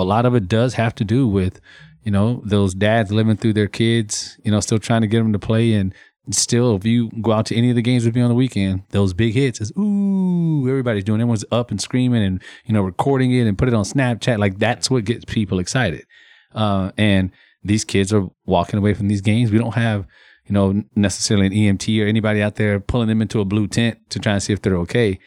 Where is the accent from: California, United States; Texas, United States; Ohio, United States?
Texas, United States; being born and raised in Texas